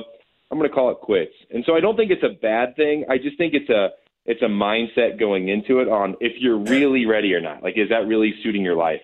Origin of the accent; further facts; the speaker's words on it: the Midwest, Indiana, United States; So I grew up in the Midwest